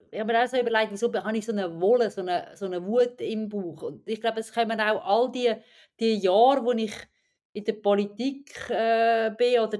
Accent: Aarau, Aargau, Switzerland; ich komme aus Aarau, das ist eine traditionelle FDP-Stadt

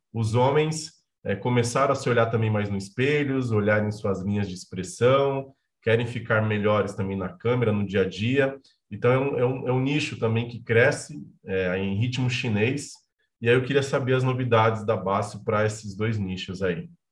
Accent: Bahia, Brazil; O estado onde eu nasci, que é a Bahia

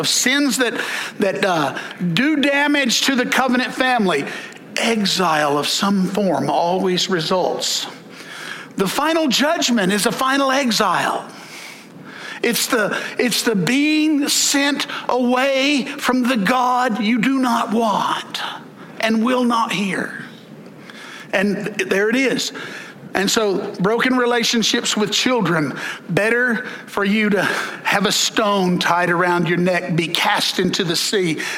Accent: the South, United States; I'm from the South

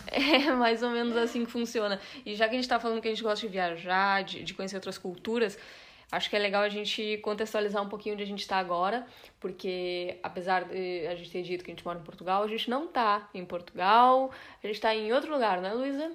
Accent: Brazil; sou brasileira

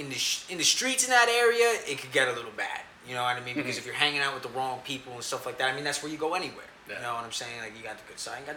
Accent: Elizabeth, New Jersey, United States; also born or lived in Middletown, New Jersey; I was raised in Elizabeth, New Jersey.

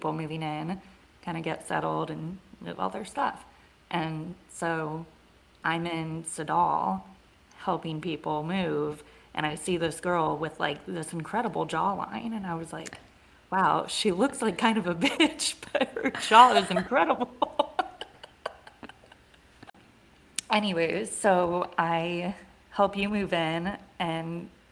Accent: Columbus, Ohio, United States; also born or lived in Cincinnati, Ohio; I am back in my hometown

